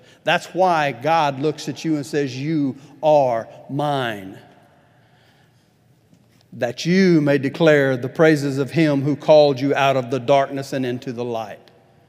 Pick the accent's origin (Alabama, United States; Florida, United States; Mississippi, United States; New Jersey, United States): Alabama, United States; Huntsville; now in Tulsa, United States; I'm from Huntsville, Alabama. I'm tired of being from Huntsville, Alabama. I want to move.